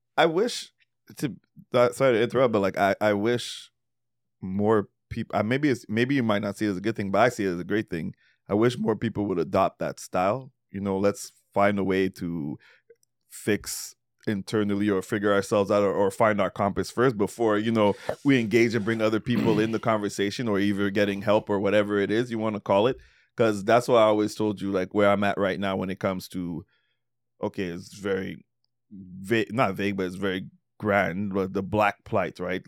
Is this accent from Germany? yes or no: no; Trinidad & Tobago; moved away; growing up in Trinidad, we have a very large Muslim